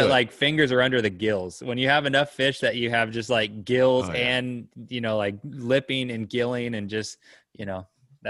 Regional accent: Arizona, United States; But growing up in Arizona

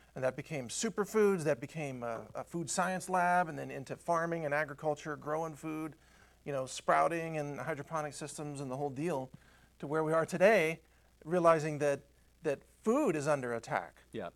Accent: United States; I'm from America

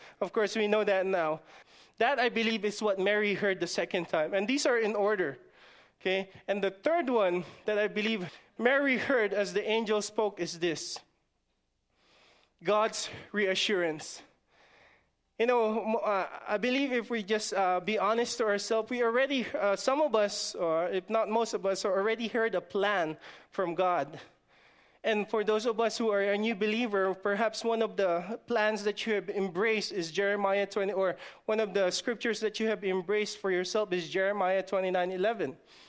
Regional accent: Guam; I'm just from the islands? I'm just from Guam. I'm just from the village of Guam. I don't want to say any village. I'm just from the village of Guam.

